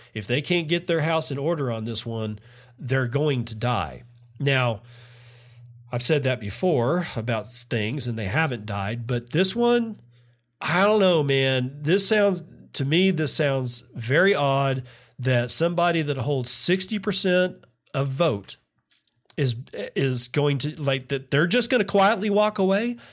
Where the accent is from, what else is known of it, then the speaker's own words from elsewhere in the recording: Texas, United States; I grew up in Texas